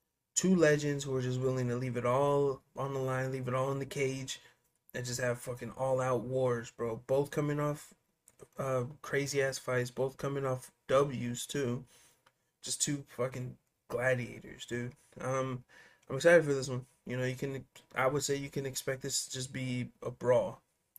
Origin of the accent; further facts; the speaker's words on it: Phoenix, Arizona, United States; he reps Phoenix. I'm from Phoenix.